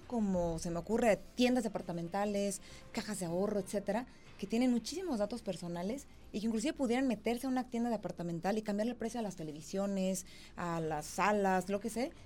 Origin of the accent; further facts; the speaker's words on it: Mexico; como mexicanos